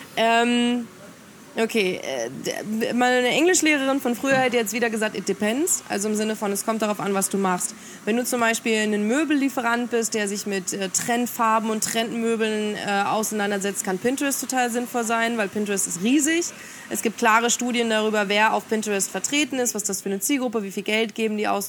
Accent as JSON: {"language": "German", "country": "Germany", "said": "bei uns in Deutschland"}